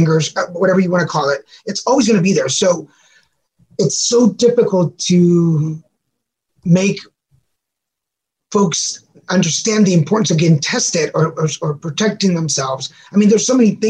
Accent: Texas, United States; also born or lived in Monterrey, Mexico; I'm originally from Mexico, from Monterrey, Mexico, but we grew up in Texas.

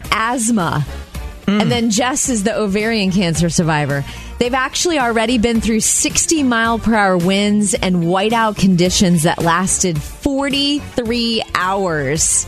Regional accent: Jupiter, Florida, United States; moved away; when I go home to Jupiter, Florida, my hometown, to see my parents

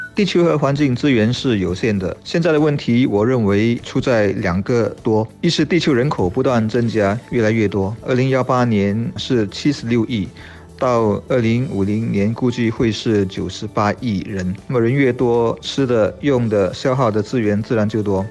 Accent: Singapore; 我们新加坡人

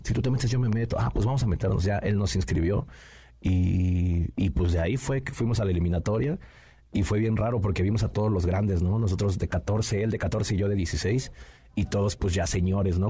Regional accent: Nezahualcóyotl, State of Mexico, Mexico; soy originario del Estado de México, ahí de Ciudad Neza

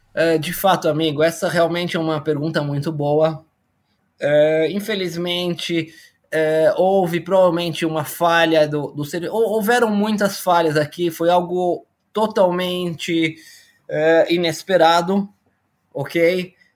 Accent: Brazil; moved away as an adult; now in Israel; eu sou brasileiro, nascido em 71, Sou formado pela Escola Politécnica

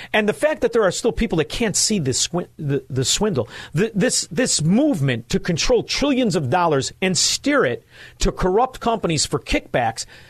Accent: Chicago, Illinois, United States; I'm from Chicago

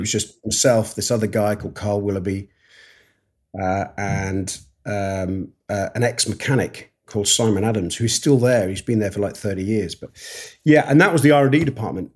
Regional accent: Yorkshire and the Humber, United Kingdom; moved away; also born or lived in Kent; I grew up in the north of England and then we s, m, my father was an engineer and he took him down, took him down south. So I ended up coming right away down south from, from Yorkshire, uh, right the way down to, to Kent

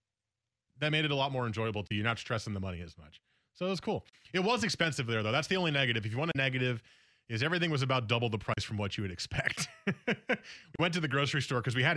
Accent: East Coast, United States; moved away; I grew up on the East Coast.

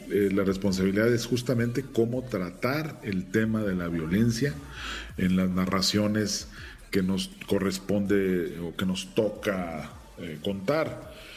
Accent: Mexico; siendo un actor mexicano, con una trayectoria en cine mexicano

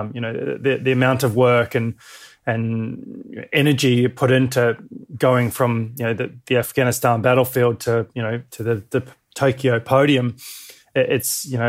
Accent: New Zealand; also born or lived in Dunedin / Wanaka / Christchurch / Western Australia; I was born in New Zealand down in a place called Dunedin. We're living in the central Otago area of the South Island and then moved to Wanaka and then up to Christchurch and then moved over to Western Au

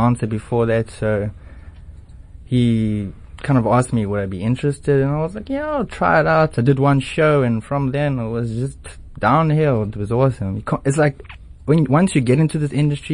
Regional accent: Johannesburg, Gauteng, South Africa; moved away as an adult; now in Cape Town, South Africa; I'm originally from Johannesburg

